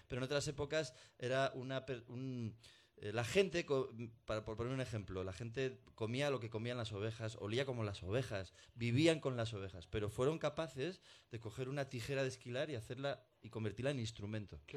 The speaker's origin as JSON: {"language": "Spanish", "town": "Burgos", "region": "Castile and León", "country": "Spain", "said": "Dos mendas de Burgos"}